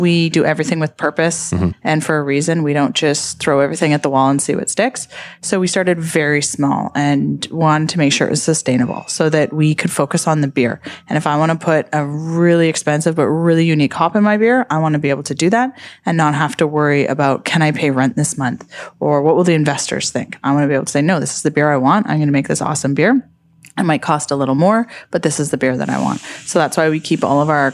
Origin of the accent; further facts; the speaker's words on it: North Shore, British Columbia, Canada; moved away as an adult; also born or lived in Calgary; now in North Vancouver, Canada; We're both originally from the North Shore and wanted to come back to the North Shore to raise our family